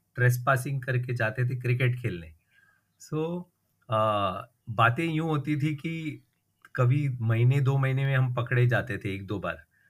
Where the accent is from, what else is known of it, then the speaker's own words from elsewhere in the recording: Mumbai, Maharashtra, India; मैं मुंबई में बड़ा हुआ हूँ और पला हुआ हूँ बॉर्न